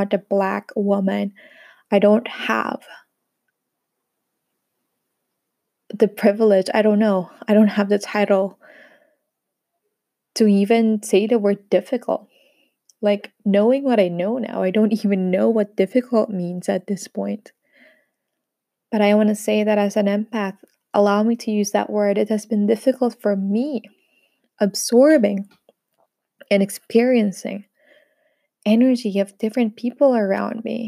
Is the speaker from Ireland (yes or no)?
no; Philippines; moved away as an adult; now in France; I'm a Filipina based here in France. We've moved here together with my husband, my three kids, my sister, and my niece, for about 2 years now.